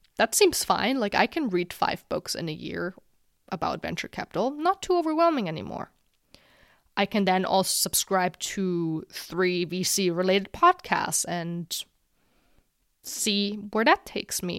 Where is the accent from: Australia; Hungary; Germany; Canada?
Germany; my home country of Germany